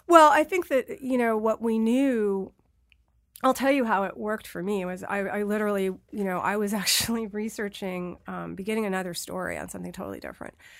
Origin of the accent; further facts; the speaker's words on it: New York, United States; I'm a New Yorker. I lived through nine eleven.